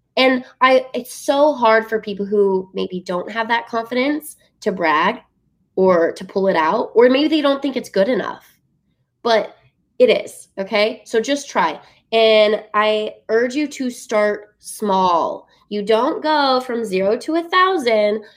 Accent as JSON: {"language": "English", "region": "Utah", "country": "United States", "tie": "born or raised there", "said": "growing up in Utah"}